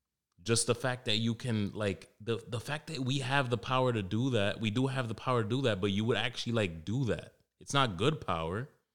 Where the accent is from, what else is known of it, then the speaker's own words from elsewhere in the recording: New York City, New York, United States; I grew up in Wash Heights in Harlem. Not a competition. Mine's a little more rough